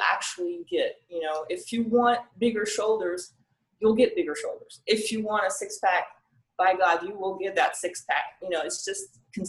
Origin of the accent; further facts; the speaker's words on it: France; also born or lived in Tyler, Texas; now in Hawaii, United States; when I moved here from France. That's where I was born and raised